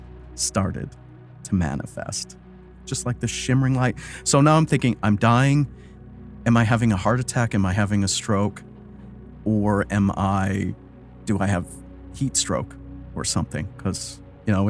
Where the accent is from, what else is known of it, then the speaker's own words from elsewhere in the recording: Wisconsin, United States; moved away as an adult; also born or lived in Chicago; I grew up in Wisconsin. I joined the Army and left, and I never really went back after